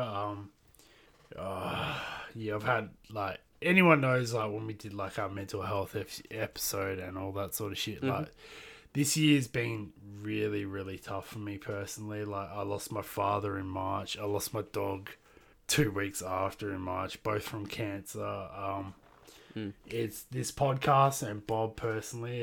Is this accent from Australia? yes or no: yes; Australia; I'm Australian